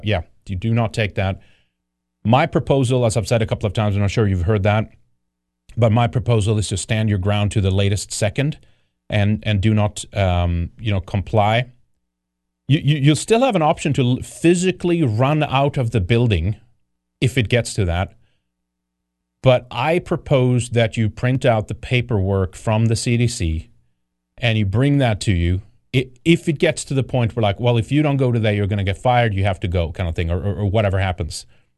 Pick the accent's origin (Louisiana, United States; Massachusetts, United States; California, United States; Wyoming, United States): California, United States; I'm a Californian, but that's horrible with the vax.